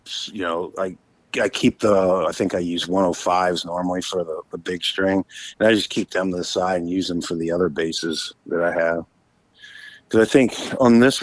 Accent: Virginia, United States; a friend of mine that I grew up with in Virginia

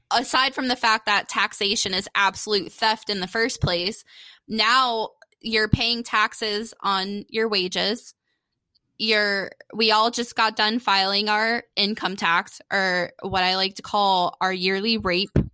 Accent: Daytona Beach, Florida, United States; my dad's a cracker, so he's from Daytona as well. We were born in the same hospital, Halifax in Daytona

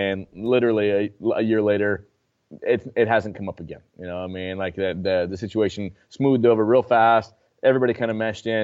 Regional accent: Mill City, United States; there's no way I would give her the freedom that I would ha- that I had growing up in Mill City.

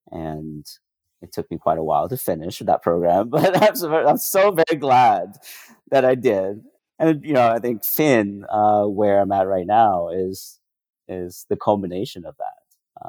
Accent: Vietnam; The coffee culture that I grew up in Vietnam was kind of the opposite.

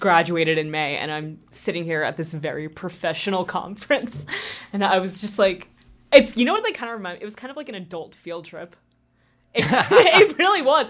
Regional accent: New Jersey, United States; moved away as an adult; now in Massachusetts, United States; I grew up in New Jersey. I lived there till I was eighteen and then moved up here.

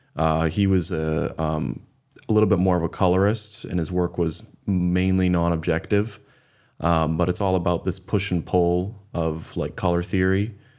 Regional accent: Raymond, Maine, United States; also born or lived in Beverly, Massachusetts; I grew up in Raymond, Maine.

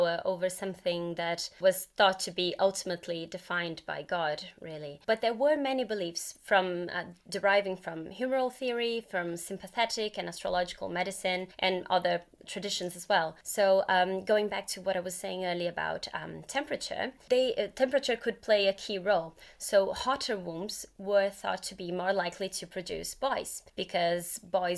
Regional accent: Brazil; moved away; I'm originally from Brazil

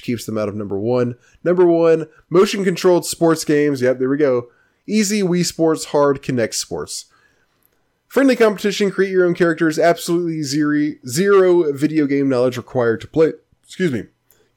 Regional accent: Memphis, Tennessee, United States; I grew up in Memphis

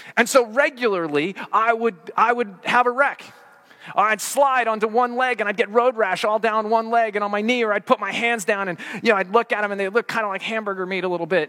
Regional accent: Colorado, United States; growing up in Colorado

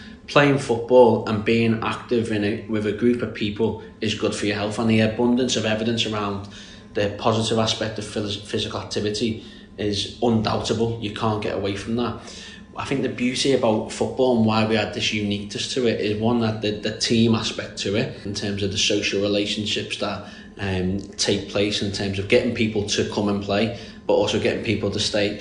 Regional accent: Birkenhead, North West England, United Kingdom; I'm not Scouse, I am from Birkenhead, which is very close, so it's on the Wirral Peninsula

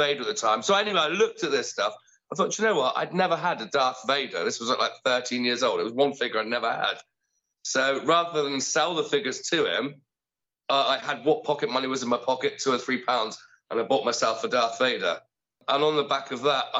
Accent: Bromsgrove, West Midlands, United Kingdom; I grew up in Bromsgrove

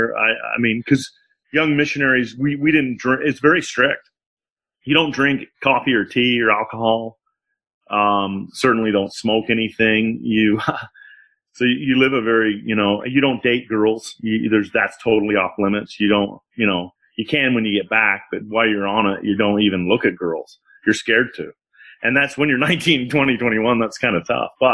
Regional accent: Utah, United States; coming from Utah, a very white, in the 80s anyway, in the 90s, growing up in Utah

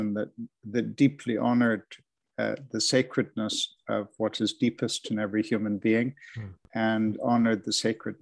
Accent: Canada; now in Edinburgh, United Kingdom; I'm based in Edinburgh here with my wife. This is where we've reared our children. But I'm Canadian by birth. I began on your side of the Atlantic.

